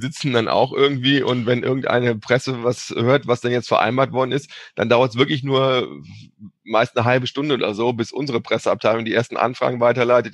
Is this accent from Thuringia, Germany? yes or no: no; Cologne, North Rhine-Westphalia, Germany; ich komme aus Köln